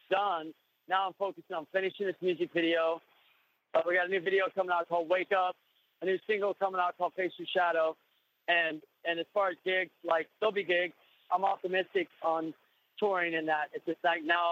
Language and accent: English; Kansas City, United States; moved away; when I was that kid in Kansas City